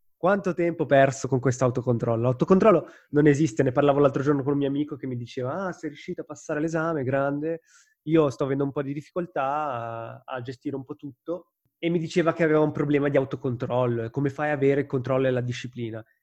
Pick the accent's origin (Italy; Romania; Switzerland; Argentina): Switzerland; Ticino; moved away; stavo nella mia città natale, avevo tutti i miei amici